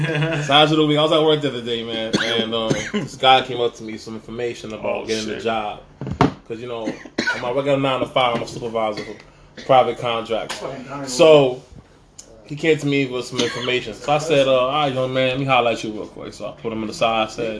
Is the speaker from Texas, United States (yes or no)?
no; New York City, New York, United States; accent: Straight New York; also born or lived in Dominican Republic; Live all my life on Soundview.